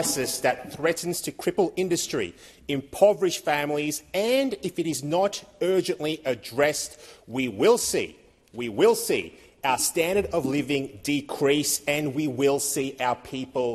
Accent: Victoria, Australia; my home state of Victoria

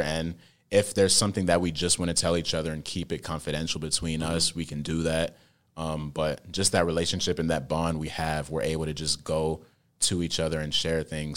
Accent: United States; I was born here in America, but I'm very cultured.

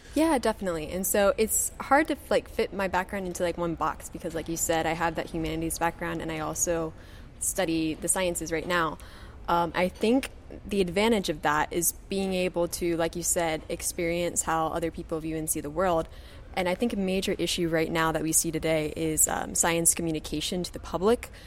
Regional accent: Kentucky, United States; moved away as an adult; now in Florida, United States; I'm originally from Kentucky and I did my undergraduate degree there

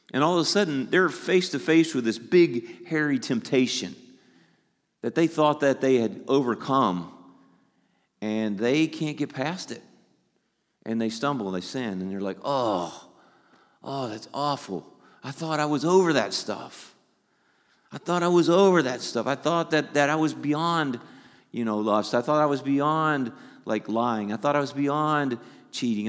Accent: the South, United States; I'm from the South.

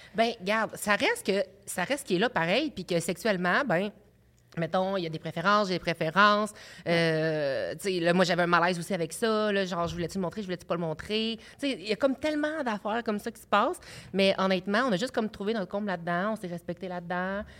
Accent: Abitibi, Quebec, Canada; moved away; j'étais euh, un petit gars de l'Abitibi

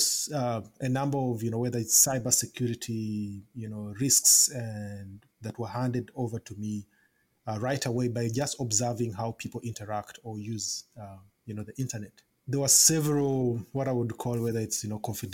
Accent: Kampala, Central Region, Uganda; I was born and raised in Kampala, Uganda.

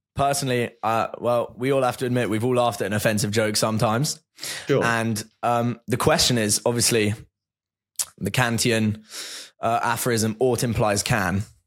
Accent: near the Chelsea training grounds, South East England, United Kingdom; I grew up near the Chelsea training grounds.

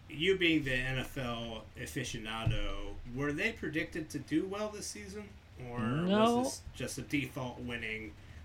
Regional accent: Connecticut, United States; also born or lived in New York; I grew up in Connecticut growing up, and in New York

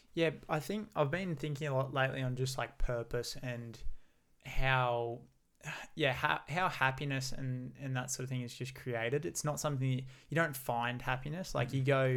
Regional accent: Gold Coast, Queensland, Australia; growing up on the Gold Coast for myself and never having left here.

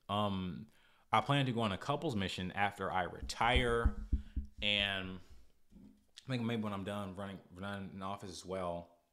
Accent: United States; I'm grateful that I'm American, but I didn't do anything about, about being born here

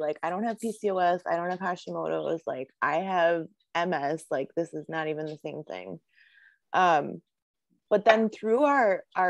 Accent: Chicago, Illinois, United States; I'm from Chicago

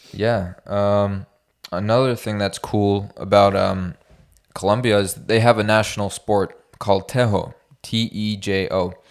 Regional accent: Canada; we're Canadian

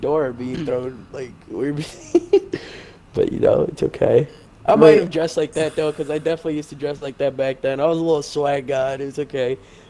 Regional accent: New York, United States; we're from New York

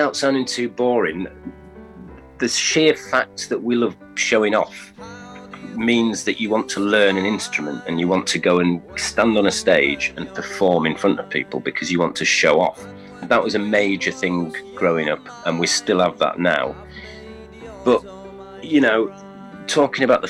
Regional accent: York, Yorkshire and the Humber, United Kingdom; we're from York, which is kind of a small city

